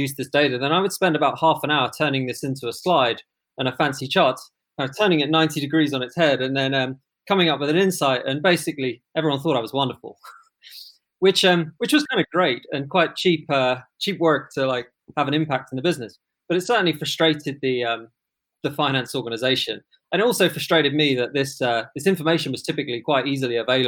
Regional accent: London, United Kingdom; I grew up in London

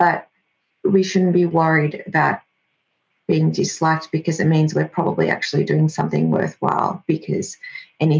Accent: Australia; first language Greek; English is a second language; I was born in Australia. My grandparents are originally from Greece. Greek was my first language, didn't speak English until kindergarten age

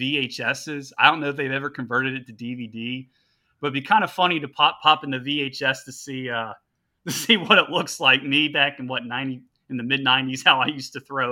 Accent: Roanoke, Virginia, United States; moved away as an adult; now in Richmond, United States; I grew up in Southwest Virginia in Roanoke

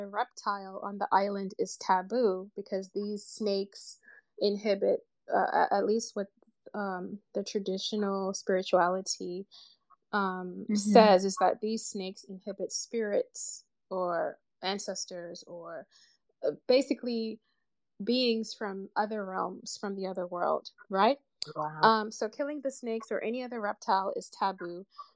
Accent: Uganda; I'm from Uganda

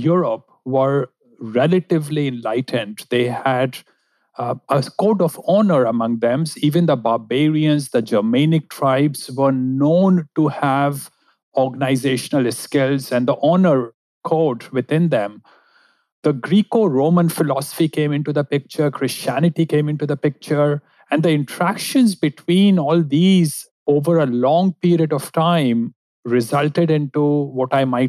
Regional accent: India; moved away as an adult; also born or lived in United Kingdom; I grew up in India

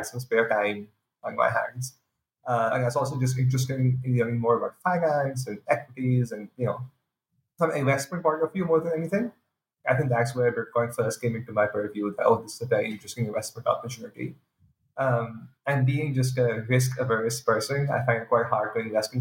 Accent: Pakistan; moved away as an adult; now in United States; I'm originally from Pakistan, been in the US for the past few years

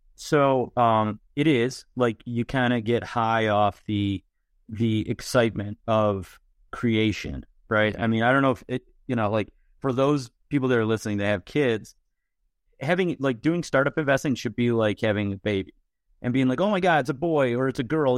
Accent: Buffalo, New York, United States; I'm from Buffalo.

